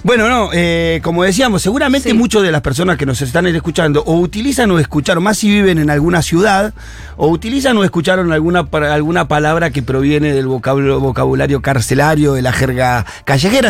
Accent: Argentina; nuestro castellano adaptado al argentino

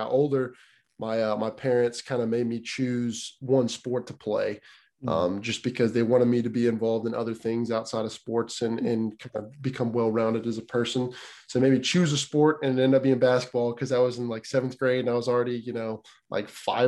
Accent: Tennessee, United States; also born or lived in Pennsylvania / Clay County, Tennessee; When I was five, I moved to Tennessee

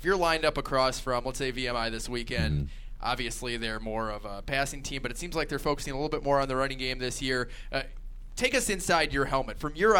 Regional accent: Minnesota, United States; Minnesota, yeah. So, I mean, I'm not sure the effects of … were being felt all the way in the upper Midwest

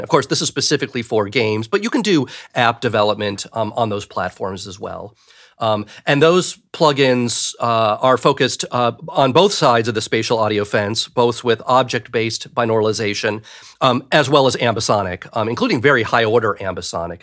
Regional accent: Cleveland, Ohio, United States; I grew up in Cleveland, Ohio

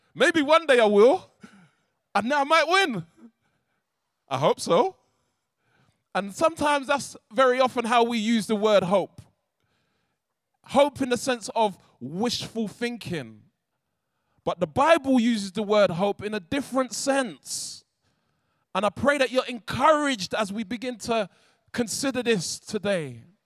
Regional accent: London, United Kingdom; I'm from South London

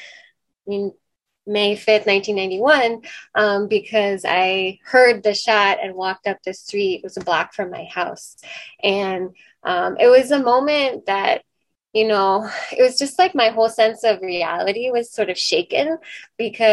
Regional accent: Washington, District of Columbia, United States; I grew up in Mount Pleasant

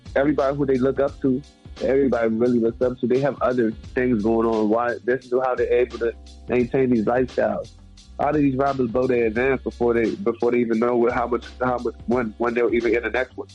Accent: Jamaica; I'm Jamaican

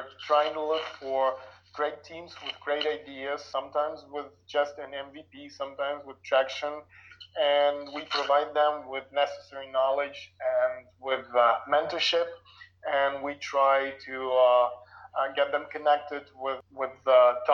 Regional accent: Lviv, Lviv Oblast, Ukraine; I was born in Lviv, Ukraine, and I finished the university here

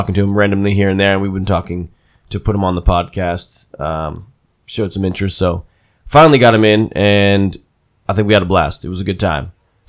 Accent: New Jersey, United States; now in California, United States; I'm like right on the border of Pennsylvania and New Jersey, so it's like right on the Delaware River.

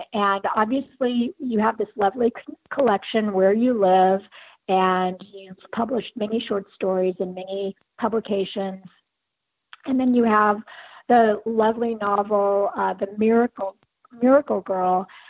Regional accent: Southern California, United States; I grew up in Southern California too.

